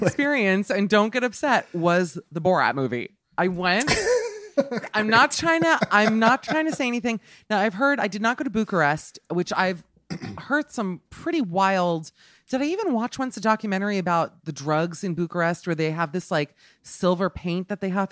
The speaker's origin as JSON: {"language": "English", "town": "Miami", "region": "Florida", "country": "United States", "moved": "yes", "said": "I'm from Miami"}